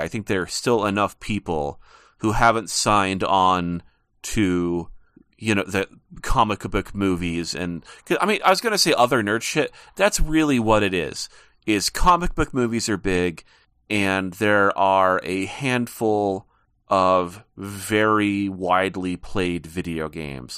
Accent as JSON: {"language": "English", "region": "Montana", "country": "United States", "said": "I'm living in Montana and I am from Montana"}